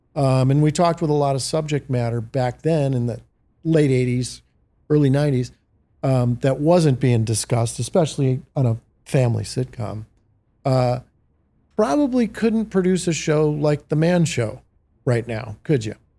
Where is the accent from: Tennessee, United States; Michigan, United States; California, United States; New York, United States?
Michigan, United States; Detroit; growing up in the Motor City